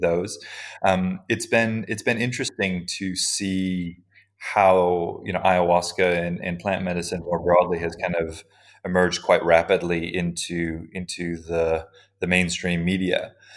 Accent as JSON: {"language": "English", "region": "Hawaii", "country": "United States", "tie": "born or raised there", "said": "I grew up in Hawaii"}